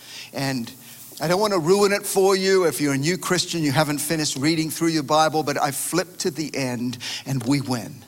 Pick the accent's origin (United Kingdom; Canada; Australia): Australia; moved away; My home country of Australia